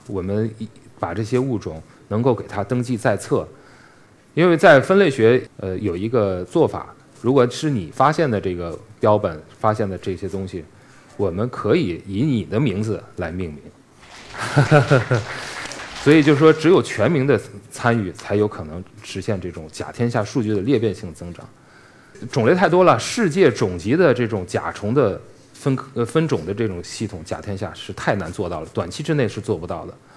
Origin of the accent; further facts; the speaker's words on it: China; 我们中国人